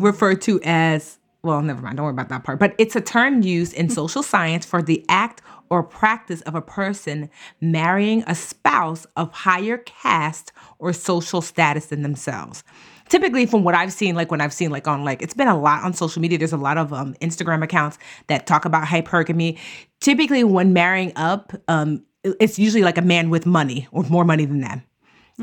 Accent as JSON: {"language": "English", "country": "Nigeria", "said": "I'm Nigerian"}